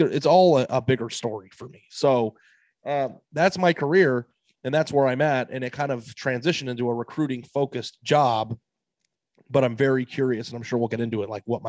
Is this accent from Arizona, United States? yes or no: yes; Arizona, United States; moved away as an adult; also born or lived in Columbus, Ohio; I grew up in Arizona, but my dad grew up in Ohio.